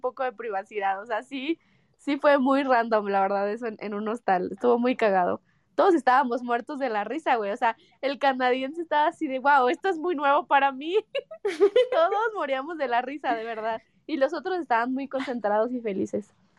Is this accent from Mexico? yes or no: yes; Mexico